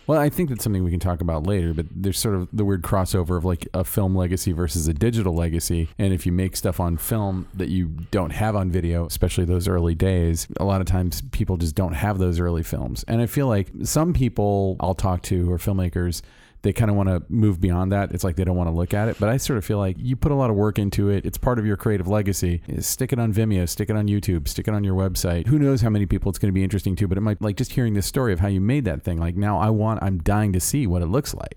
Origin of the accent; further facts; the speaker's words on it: Orlando, Florida, United States; now in Los Angeles, United States; I'm from Orlando, Florida